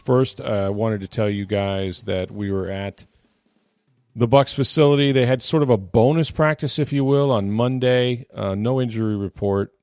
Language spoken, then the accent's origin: English; St. Petersburg, Florida, United States; I grew up in Northwest Saint Petersburg